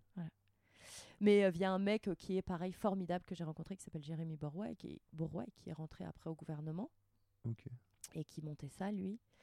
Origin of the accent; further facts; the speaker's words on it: Rouen, Normandy, France; moved away as an adult; also born or lived in Paris; now in Annecy, France; j'ai grandi en Normandie, mais mes parents sont bretons.